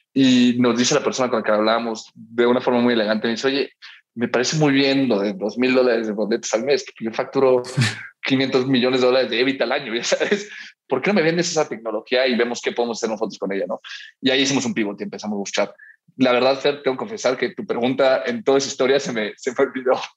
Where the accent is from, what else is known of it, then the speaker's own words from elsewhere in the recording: Miami, Florida, United States; now in Mexico City, Mexico; yo crecí en Miami